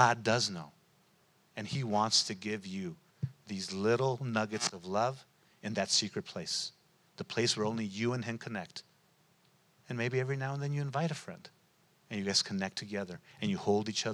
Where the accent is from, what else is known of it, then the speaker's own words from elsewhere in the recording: United States; we're American. We're born in this place